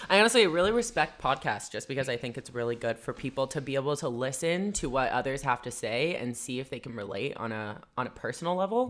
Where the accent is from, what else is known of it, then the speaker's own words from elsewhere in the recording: Vancouver, British Columbia, Canada; I'm from Vancouver. Born and raised